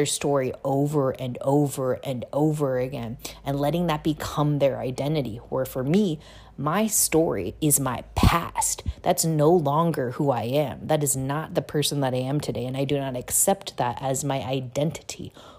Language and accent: English; Busan, South Korea; born there; long story short, was I was born in Busan, South Korea.